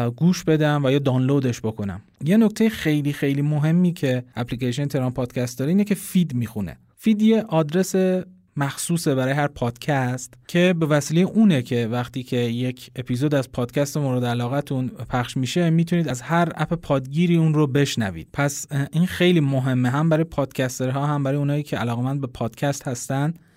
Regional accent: Iran; ما ایرانی هستیم

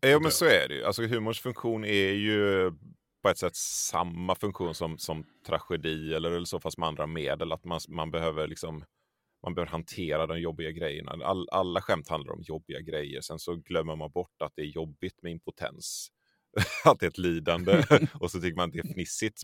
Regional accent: Tollered, Västra Götaland, Sweden; also born or lived in Borås; jag är uppvuxen i en, ett litet samhälle som heter Tollered. Uh, som ligger strax en, en, en, bit utanför Göteborg

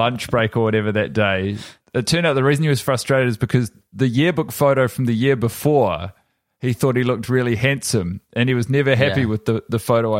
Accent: Wales, United Kingdom; recent dialect quiz I had to do for my course told everyone my native dialect was from New Zealand. I'm actually Welsh.

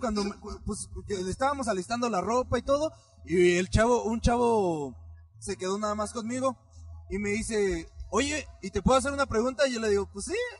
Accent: Michoacán, Mexico; no soy de aquí, yo soy de Michoacán

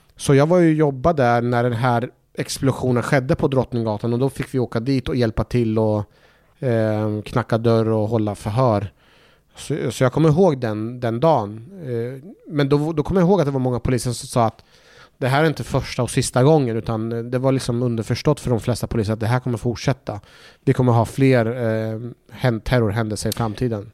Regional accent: Norrköping, Östergötland, Sweden; born or raised there; also born or lived in Iraq / Baghdad

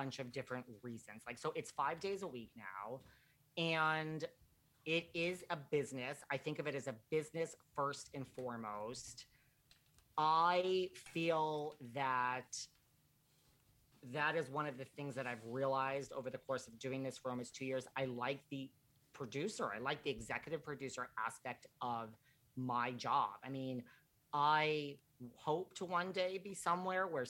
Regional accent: New York, United States; I'm from New York

